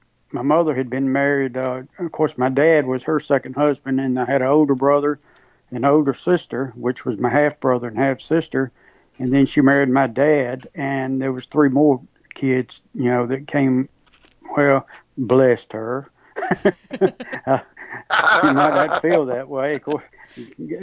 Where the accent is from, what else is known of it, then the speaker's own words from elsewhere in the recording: Indianola, Mississippi, United States; moved away; also born or lived in Memphis, Tennessee; I was born and raised in Indianola, Mississippi.